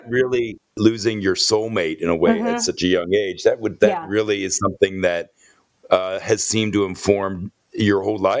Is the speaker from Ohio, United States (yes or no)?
yes; Ohio, United States; So I'm from Ohio, which I also consider the Midwest, but is quite a big area of the country.